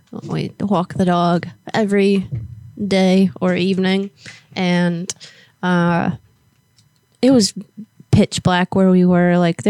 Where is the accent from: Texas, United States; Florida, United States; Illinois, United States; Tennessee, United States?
Florida, United States; moved away; I'm from Florida